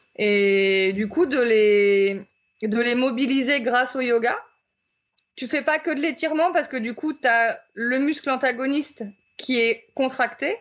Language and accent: French; Brittany, France; moved away; je suis originaire de Bretagne